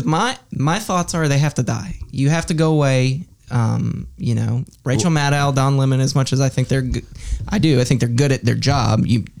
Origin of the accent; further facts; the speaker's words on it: the South, United States; I'm a redneck from the South.